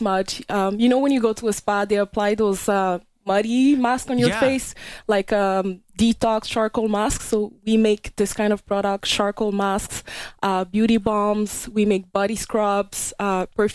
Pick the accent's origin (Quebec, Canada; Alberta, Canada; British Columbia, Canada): Quebec, Canada; Montreal; moved away as an adult; now in Vancouver, Canada; I grew up in Montreal. I'm from back east